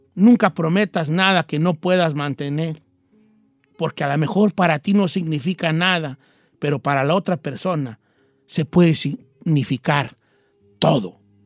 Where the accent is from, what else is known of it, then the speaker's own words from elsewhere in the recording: Michoacán, Mexico; yo soy de Michoacán